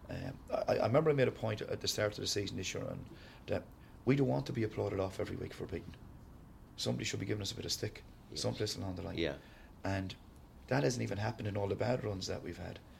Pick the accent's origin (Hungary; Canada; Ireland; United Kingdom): Ireland; Sligo, Connacht; From Sligo. Uh, so I'm not so bad. Ballina is only an hour and five minutes away